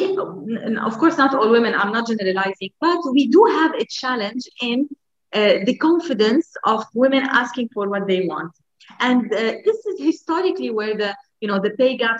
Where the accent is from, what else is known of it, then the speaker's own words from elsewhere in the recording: Lebanon; moved away; in Lebanon, my home country